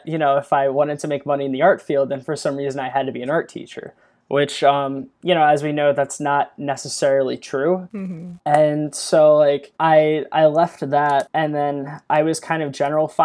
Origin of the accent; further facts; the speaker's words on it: Eastern Shore of Maryland, United States; moved away; also born or lived in Baltimore area; I'm actually from the Eastern Shore of Maryland, which, if you're familiar with the area, it's very rural